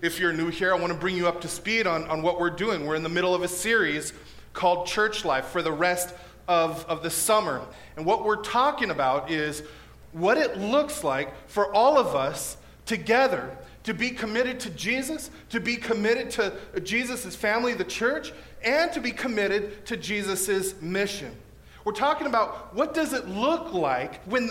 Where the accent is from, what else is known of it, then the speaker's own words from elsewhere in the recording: National City, California, United States; moved away as an adult; now in Escondido, United States; I'm from National City, South Bay